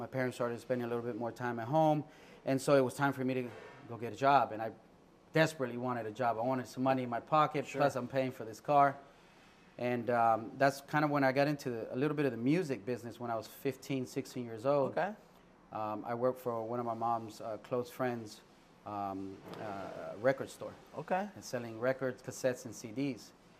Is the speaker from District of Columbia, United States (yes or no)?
yes; Washington, District of Columbia, United States; And growing up in Washington, D.C., I had the privilege of working with entrepreneurs.